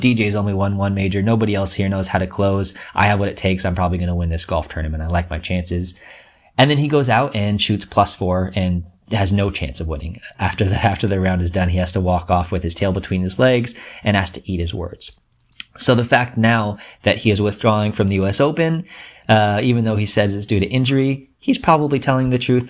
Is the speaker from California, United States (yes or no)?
yes; Southern California, United States; I live in Southern California, born and raised here